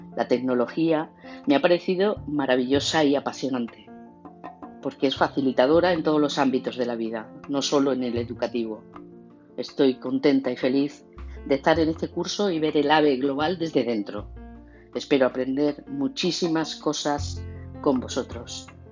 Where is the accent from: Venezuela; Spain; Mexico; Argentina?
Spain; Córdoba, Andalusia; moved away as an adult; now in Seville, Spain; de Córdoba, pero residente en Sevilla desde 1991